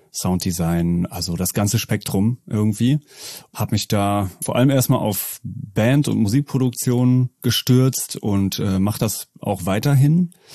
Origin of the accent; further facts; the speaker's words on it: Münster, North Rhine-Westphalia, Germany; also born or lived in Netherlands; ich bin äh, gebürtiger Münsteraner